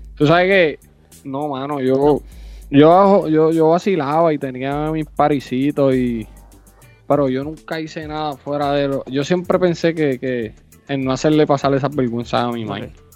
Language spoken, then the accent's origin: Spanish; Aibonito, Puerto Rico; yo nací en Ay Bonito, en el Hospital Menonita